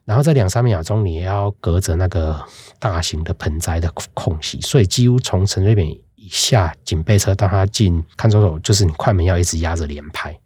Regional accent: Tainan, Taiwan; 我是台南人

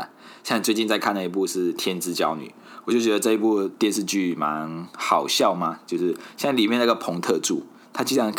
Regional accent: Malaysia; moved away as an adult; now in Taiwan; 一位漂洋过海来到台湾生活的马来西亚人

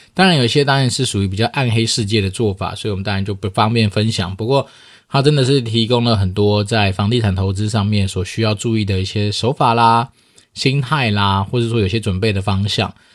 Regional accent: Taoyuan, Taiwan; 以我老家桃园来说

